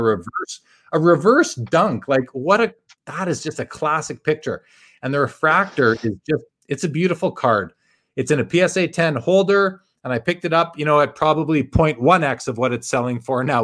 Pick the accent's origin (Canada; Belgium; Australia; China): Canada; being Canadian